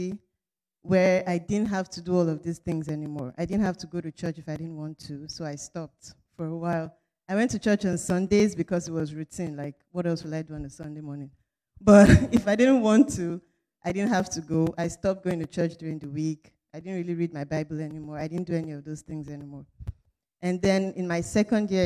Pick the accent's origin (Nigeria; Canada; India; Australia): Nigeria; moved away as an adult; now in Potsdam, United States; I'm in the Department of Chemical Engineering, and I'm from Nigeria